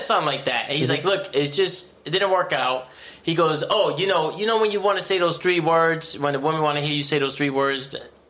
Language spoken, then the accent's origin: English; Connecticut, United States; Yeah, I'm from Connecticut, you know us.